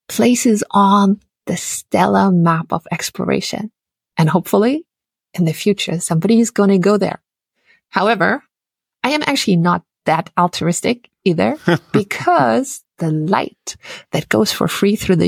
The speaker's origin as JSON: {"language": "English", "country": "Austria", "tie": "born or raised there", "second_language": "English", "moved": "as an adult", "lives_now": "United States", "said": "my home country, Austria"}